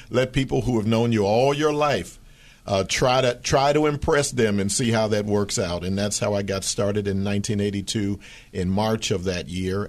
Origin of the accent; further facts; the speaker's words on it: Philadelphia, Pennsylvania, United States; That was my hometown.